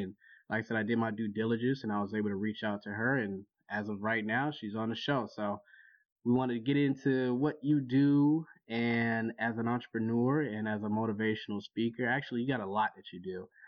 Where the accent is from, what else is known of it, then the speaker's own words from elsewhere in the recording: Jacksonville, Florida, United States; moved away as an adult; also born or lived in Washington, D.C.; now in Baltimore, United States; I grew up in Jacksonville